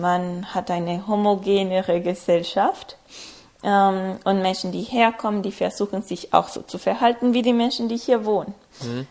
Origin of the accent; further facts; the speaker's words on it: Ecuador; German is a second language; moved away as an adult; also born or lived in Berlin, Germany; now in Bonn, Germany; Also ich komme ursprünglich aus Ecuador